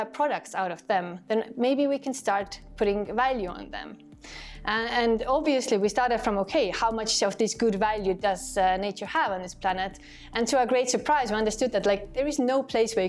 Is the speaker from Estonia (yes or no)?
yes; Estonia; my home country here in Estonia